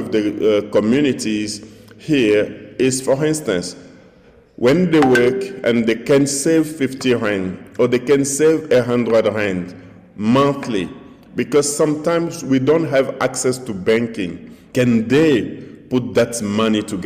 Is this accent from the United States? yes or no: no; DR Congo; In my society, in my tribe, because I come from the Bende tribe, born an orphan